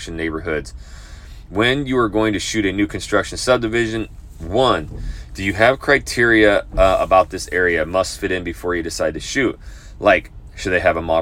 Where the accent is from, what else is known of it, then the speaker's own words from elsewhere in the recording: North Idaho, United States; moved away as an adult; also born or lived in Texas; now in Houston, United States; my hometown per se in North Idaho